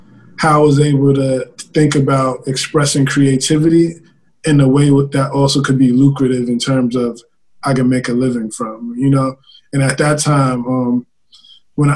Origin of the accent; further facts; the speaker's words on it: New York City, New York, United States; also born or lived in Harlem; I'm almost as much from Harlem as I am from the Bronx